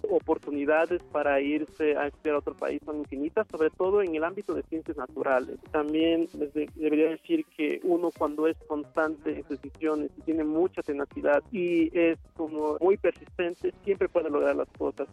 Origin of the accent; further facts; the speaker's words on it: Asunción Saltepec, Oaxaca, Mexico; moved away as an adult; also born or lived in Mexico City; Nací en Asunción Saltepec, Oaxaca, el 21 de junio de 1992